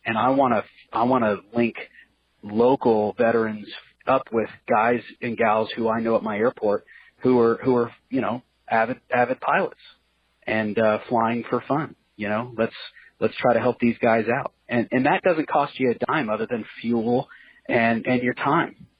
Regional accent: Central California, United States; moved away as an adult; I'm from Central California

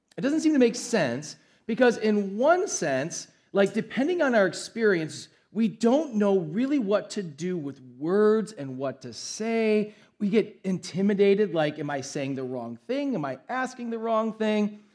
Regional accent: United States; we, as an American culture

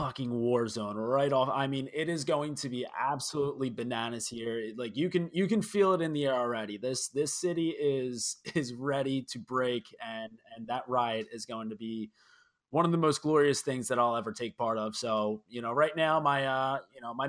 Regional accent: Philadelphia, Pennsylvania, United States; I'm a Philly guy.

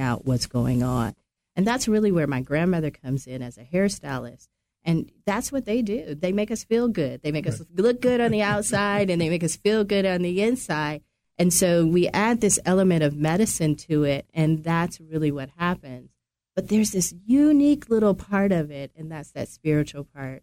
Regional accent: Nebraska, United States; I grew up in Nebraska

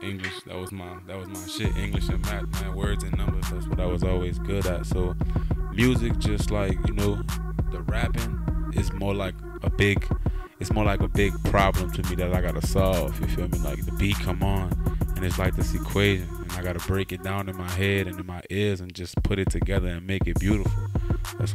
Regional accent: New Orleans, Louisiana, United States; moved away as an adult; now in Oakland, United States; born and raised in New Orleans, Louisiana. You know, 21 beautiful years of my life spent out there

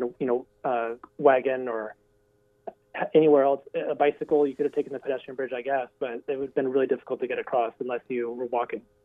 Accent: Burien, Washington, United States; I grew up in Burien

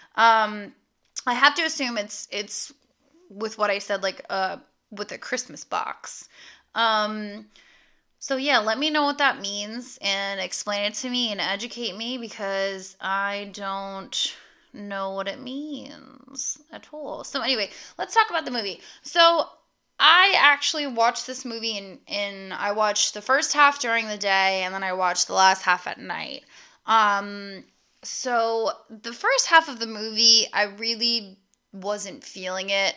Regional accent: United States; being an American

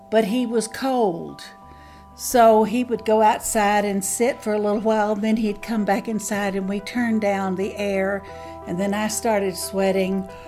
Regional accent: Sheffield, Alabama, United States; I'm from the Tri Lakes area in northwest Alabama. There's Florence, Sheffield, and Tuscumbia. I'm from Sheffield.

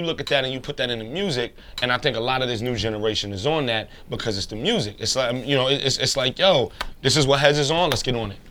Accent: New York City, New York, United States; also born or lived in Queens, New York; as a New Yorker, as somebody from Brooklyn

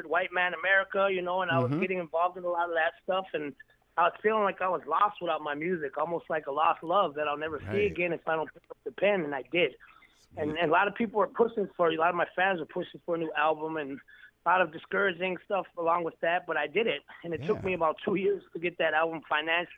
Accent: Milwaukee, Wisconsin, United States; moved away as an adult; also born or lived in Minneapolis, Minnesota; I was born and raised in Milwaukee, Wisconsin

